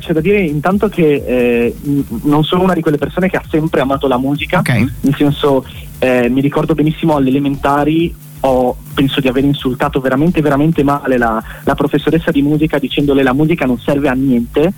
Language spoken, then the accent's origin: Italian; Sauris, Friuli-Venezia Giulia, Italy; moved away as an adult; now in Milan, Italy; il mio cuore è ancora a Sauris. Sono lì naturalmente casa, ho vissuto lì fino, fino, a qualche mese fa